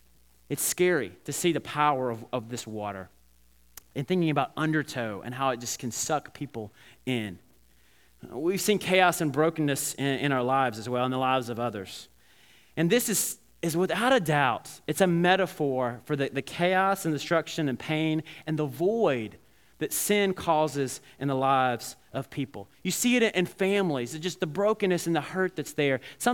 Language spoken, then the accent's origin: English; Alabama, United States; I remember when I was growing up in Alabama, and my grandparents lived near the river